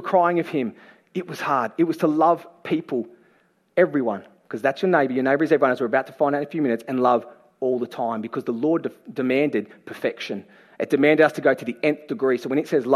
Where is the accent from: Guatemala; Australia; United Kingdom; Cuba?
Australia; Campbelltown, New South Wales; I'm from Great West of Sydney. I was born and raised in Campbelltown